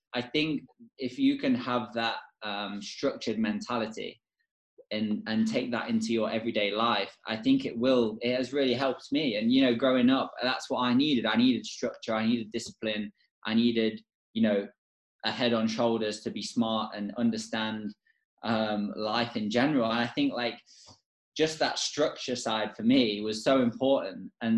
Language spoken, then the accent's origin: English; England, United Kingdom; when I was in the academy and growing up in England